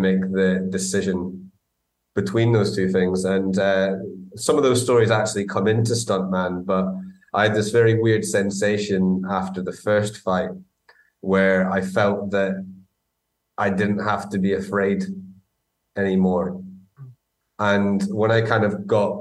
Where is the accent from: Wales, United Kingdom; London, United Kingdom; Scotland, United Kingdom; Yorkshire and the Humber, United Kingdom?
Scotland, United Kingdom; Aberdeen; accent: Doric, Aberdonian; moved away as an adult; also born or lived in Glasgow; I grew up in Aberdeen, so in actual fact, kind of moving to Glasgow and going to drama school, my accent, a lot of my vocabulary is Doric, and Aberdonian accents